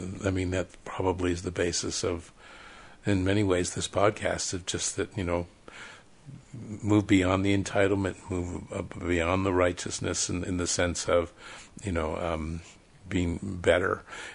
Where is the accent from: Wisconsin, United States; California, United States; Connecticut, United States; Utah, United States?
Connecticut, United States; now in Salt Lake City, United States; Because I grew up in Connecticut, I think, and I had a few Mormon friends back there.